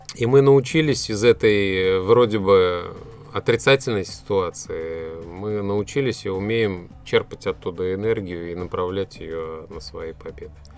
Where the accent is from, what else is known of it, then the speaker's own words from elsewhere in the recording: Tatarstan, Russia; то, чем славится наш регион, наша республика